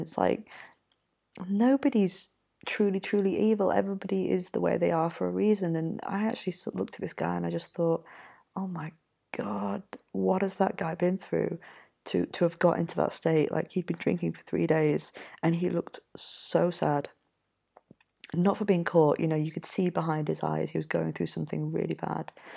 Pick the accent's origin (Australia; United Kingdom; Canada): United Kingdom; Yorkshire and the Humber; moved away; also born or lived in Mexico; I'm from Yorkshire myself